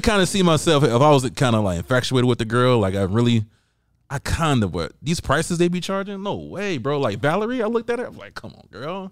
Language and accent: English; United States; I went against the American fighter, and I'm American